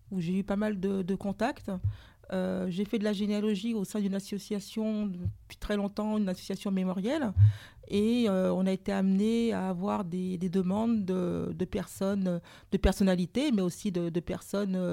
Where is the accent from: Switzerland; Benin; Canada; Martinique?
Martinique; je suis martiniquaise.